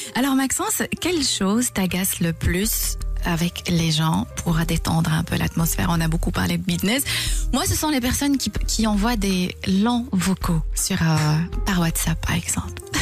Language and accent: French; Belgium; chez nous en Belgique